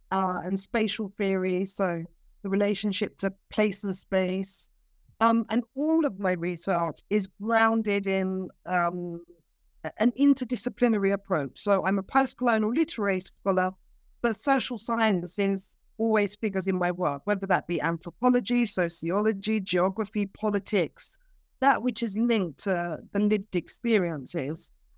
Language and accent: English; London, United Kingdom; born there; So I am a London-born Cypriot. My parents are migrants. They arrived here. I'm in the UK at the minute.